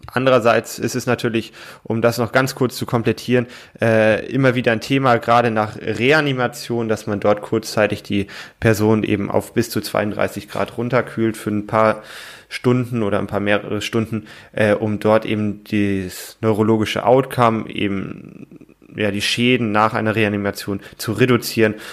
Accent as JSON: {"language": "German", "country": "Germany", "said": "bei uns in Deutschland"}